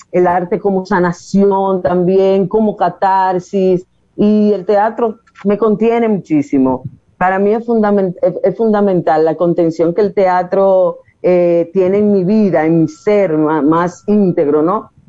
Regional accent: Puerto Plata, Dominican Republic; moved away; yo soy de Puerto Plata y vine aquí a estudiar publicidad en principio, pero luego me decidí por estudiar teatro

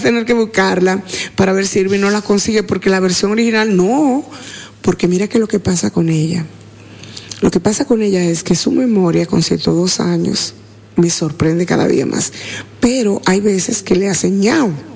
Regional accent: San Francisco de Macorís, Duarte, Dominican Republic; yo soy San Francisco de Macorís

